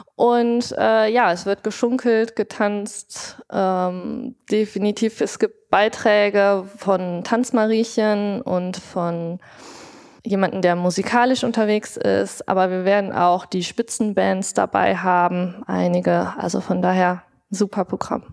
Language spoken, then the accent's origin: German; Rhineland, Germany; Ich bin im Rheinischen groß geworden, karnevalsbegeistert